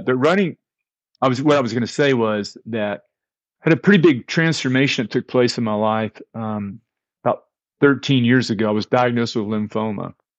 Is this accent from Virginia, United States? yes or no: no; Fort Worth, Texas, United States; I grew up in a very small Christian church, Disciples of Christ, in the Dallas-Fort Worth area. I'm from Fort Worth